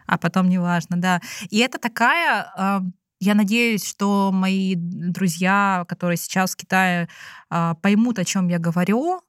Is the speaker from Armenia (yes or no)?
no; Russia; moved away as an adult; now in China; физически я выросла в России